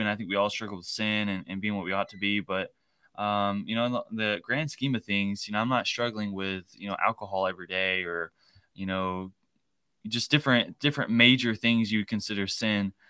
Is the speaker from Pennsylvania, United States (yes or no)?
no; Shelbyville, Tennessee, United States; I grew up here in Shelbyville, Tennessee